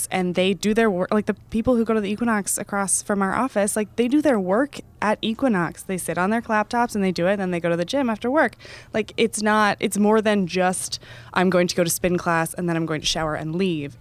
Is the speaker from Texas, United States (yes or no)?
yes; Dallas, Texas, United States; moved away; I'm originally from Dallas